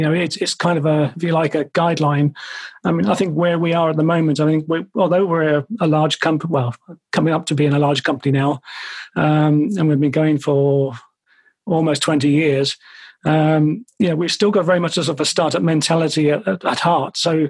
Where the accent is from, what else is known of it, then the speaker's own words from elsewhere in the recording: Ireland; now in London, United Kingdom; I'm Irish originally, although you can't really tell from my accent anymore. But my aunt and uncle were coming across from Dublin to visit us in London